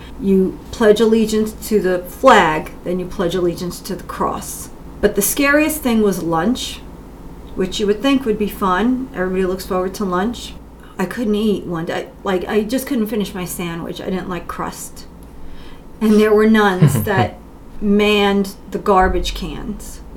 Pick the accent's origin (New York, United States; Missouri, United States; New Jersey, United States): New Jersey, United States; Kenilworth; I grew up in New Jersey in a small town called Kenilworth